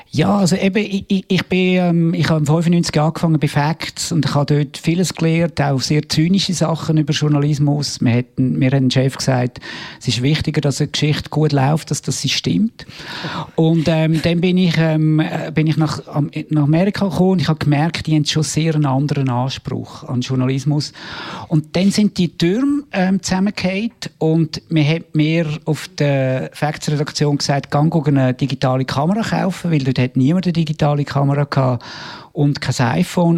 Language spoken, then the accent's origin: German; Obersiggenthal, Aargau, Switzerland; moved away as an adult; also born or lived in New York, United States; ich bin im Aargau aufgewachsen, in Obersiegenthal